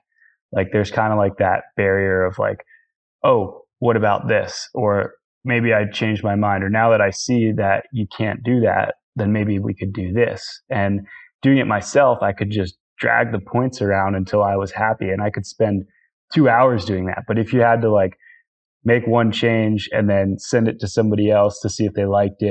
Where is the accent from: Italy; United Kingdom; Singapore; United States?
United States; Northeast; growing up in the Northeast